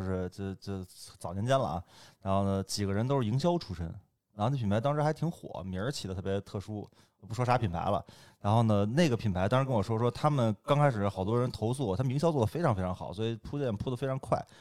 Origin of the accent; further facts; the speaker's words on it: Beijing, China; 我也算嗯。半拉北京人，但是我是，我，我应该算北京老北京人，一般分嗯。两头儿，一头儿是胡同串子，胡同儿出身的，还有一波儿算大院儿子弟，就我从小就嗯。关大学长大的，所以就算大院儿长大了